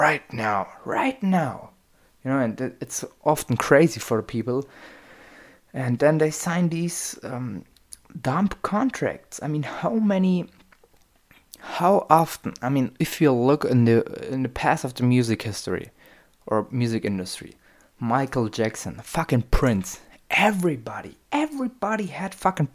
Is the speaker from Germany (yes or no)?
yes; Germany; I'm from Germany and we have our own German rap